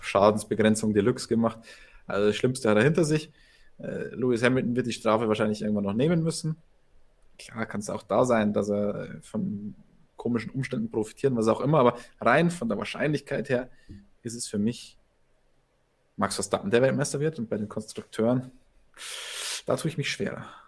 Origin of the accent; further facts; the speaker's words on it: Germany; Ich als Deutscher